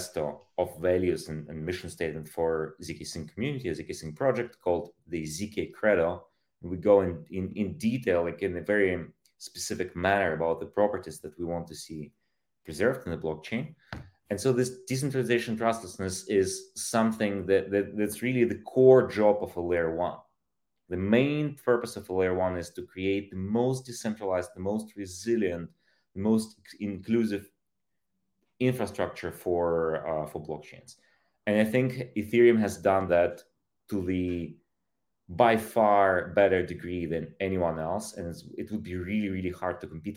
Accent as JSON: {"language": "English", "country": "Ukraine", "tie": "born or raised there", "moved": "yes", "said": "I was born in Soviet Union, in Soviet Ukraine. I grew up shortly after the collapse of these massively centralized state"}